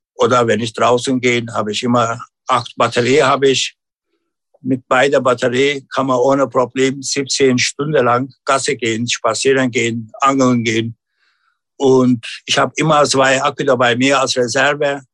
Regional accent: Turkey; German is a second language; now in Germany; bei uns in Unien, der kleine Ortschaft

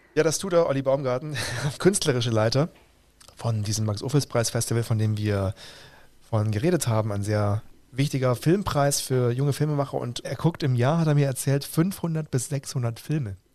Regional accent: Roland Emmerich's hometown, Baden-Württemberg, Germany; aus meiner Heimatstadt

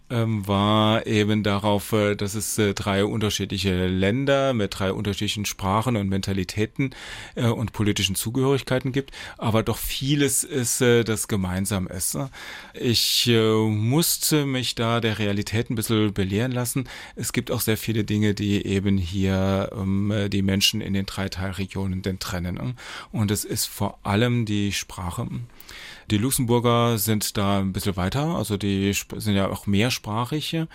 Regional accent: Saarland, Germany; ich komme ja aus dem Kreis St. Wendel

